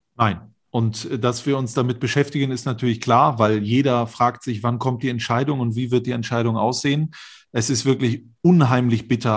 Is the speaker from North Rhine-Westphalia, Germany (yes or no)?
yes; Mönchengladbach, North Rhine-Westphalia, Germany; ich bin in Mönchengladbach aufgewachsen